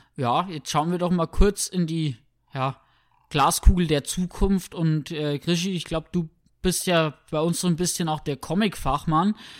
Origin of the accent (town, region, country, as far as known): Germany